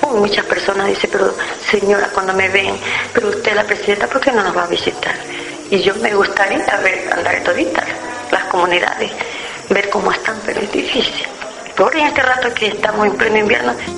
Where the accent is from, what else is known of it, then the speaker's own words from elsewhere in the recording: Rocafuerte, Manabí, Ecuador; Yo nací en Fuerte en el año 1957